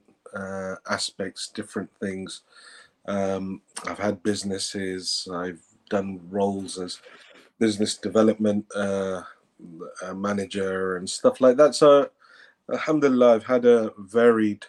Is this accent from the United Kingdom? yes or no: yes; Peterborough, East of England, United Kingdom; moved away as an adult; now in Qom, Iran; I was born in Peterborough, England. After my A-levels, I decided to move to Qom